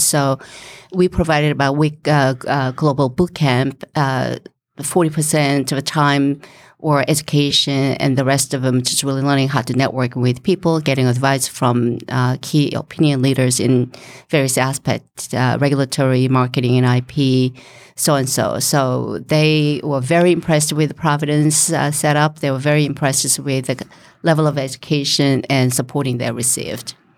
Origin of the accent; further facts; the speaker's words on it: South Korea; moved away as an adult; now in Rhode Island, United States; I came originally from Korea, and, uh, to get my master's, uh, in business.